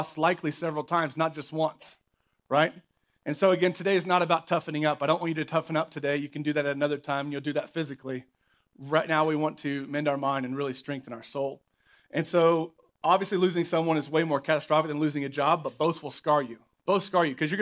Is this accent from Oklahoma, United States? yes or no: yes; Oklahoma, United States; moved away; Growing up in Oklahoma